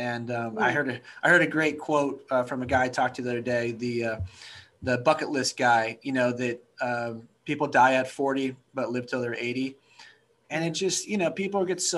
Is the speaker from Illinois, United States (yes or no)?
no; Northern California, United States; I grew up in Northern California